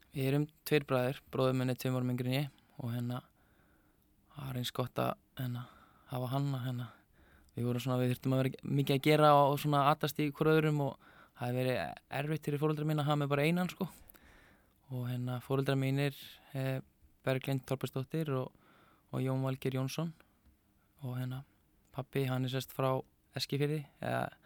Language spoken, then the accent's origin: Icelandic; Neskaupstaður, Eastern Region, Iceland; ég er frá Neskjöpstað og hérna fættur þar og upp alveg og mjög gott að búa Neskjöpstað.